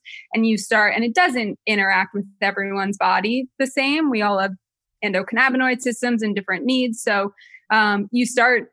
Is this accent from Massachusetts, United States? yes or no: no; New Jersey, United States; I grew up in Jersey